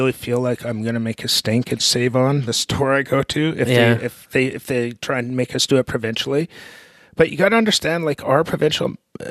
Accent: Canada; born or raised there

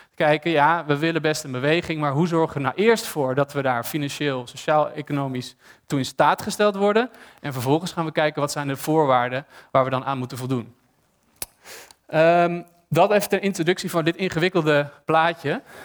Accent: Amsterdam, North Holland, Netherlands; ik ben stedeling, ik ben geboren en getogen in Amsterdam

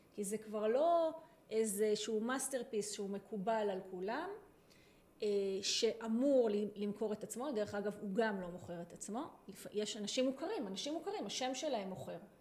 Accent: Israel; אני קיבוצניקית לשעבר

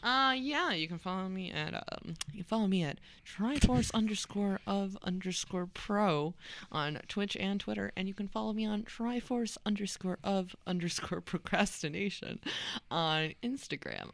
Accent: Wisconsin, United States; I grew up in Wisconsin

